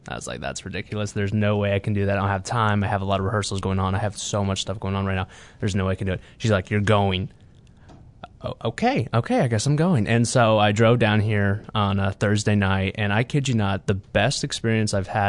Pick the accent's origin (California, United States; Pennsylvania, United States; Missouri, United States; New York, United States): Missouri, United States; Kansas City; I am a third-year pastor, and I'm from Kansas City, Missouri.